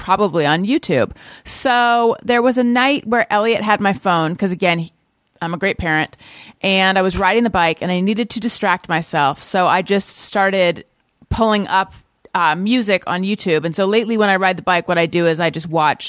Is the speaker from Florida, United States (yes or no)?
no; Orange County, California, United States; I'm from Orange County